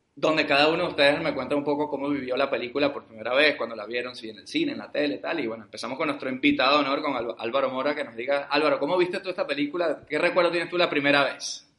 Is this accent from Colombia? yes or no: no; Venezuela; Aquí ahora somos tres venezolanos